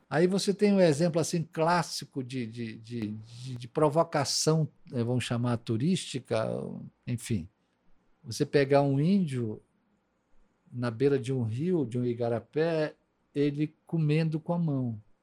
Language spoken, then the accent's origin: Portuguese; Amazon, Brazil; eu não vim de fora do, da Amazônia, morar na Amazônia